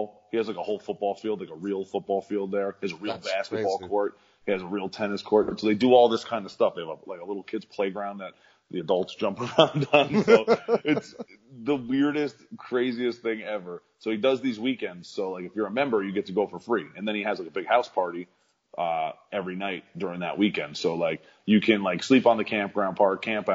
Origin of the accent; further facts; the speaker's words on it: Long Island, New York, United States; also born or lived in Port Jefferson Station / Rocky Point; I am from Long Island